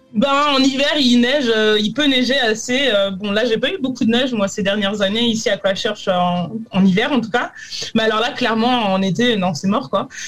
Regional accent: France; now in New Zealand; je suis française

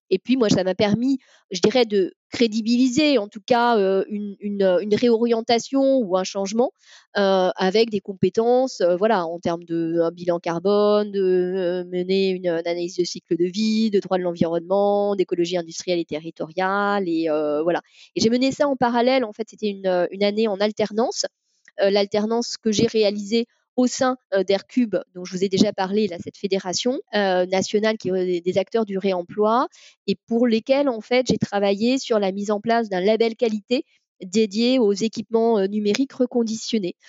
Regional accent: Paris, Île-de-France, France; moved away as an adult; now in Carnac, France; je suis née à Paris

